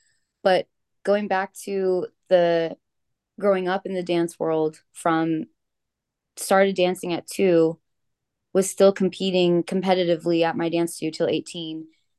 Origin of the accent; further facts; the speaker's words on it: Orange County, California, United States; also born or lived in Los Angeles; I grew up in Orange County, California. My mom and my aunt actually owned a dance studio. So that's where I grew up first, learning how to dance